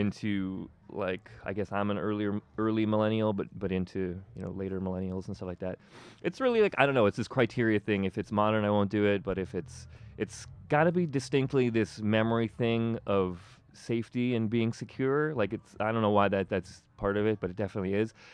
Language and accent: English; Toronto, Ontario, Canada; I grew up here. Like, I grew up in Etobicoke